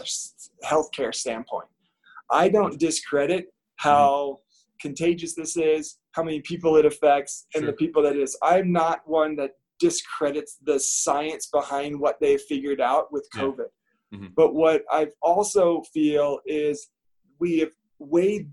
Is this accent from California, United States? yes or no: yes; just outside of San Francisco, California, United States; I grew up just outside of San Francisco